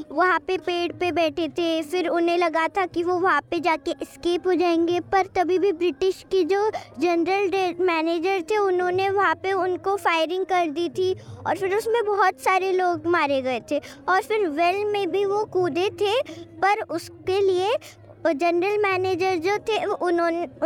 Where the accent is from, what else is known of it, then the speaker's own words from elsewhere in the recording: Kolhapur, Maharashtra, India; मैं दिल कोल्हापुर से हूँ और मैं समावल स्कूल में पढ़ती हूँ